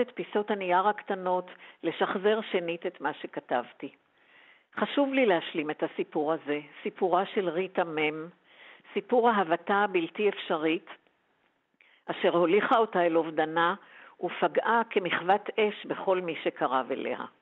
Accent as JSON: {"language": "Hebrew", "town": "Tel Aviv", "region": "Tel Aviv District", "country": "Israel", "tie": "born or raised there", "said": "גדלתי במרכז תל אביב"}